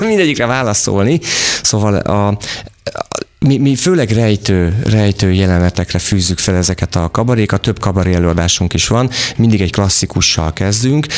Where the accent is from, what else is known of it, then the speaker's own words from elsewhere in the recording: Vas, Hungary; én Vasmegyei vagyok